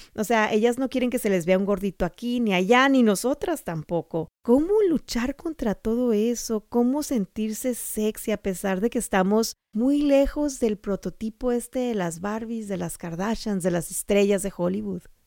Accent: Sonora, Mexico; moved away; mi tierra cálida de Sonora

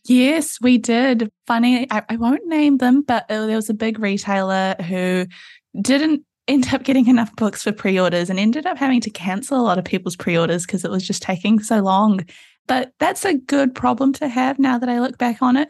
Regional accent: Auckland, New Zealand; I'm in Auckland, New Zealand, which is where I grew up

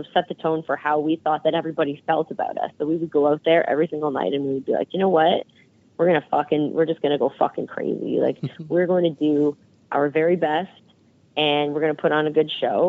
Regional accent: Canada; We come from Canada

